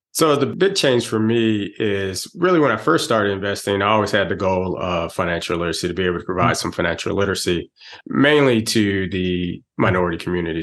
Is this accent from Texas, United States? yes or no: yes; Texas, United States; moved away as an adult; now in Atlanta, United States; I'm originally from Texas, but I've been in the Atlanta area for 27 mm-hmm. years now. I came out here for mm-hmm. college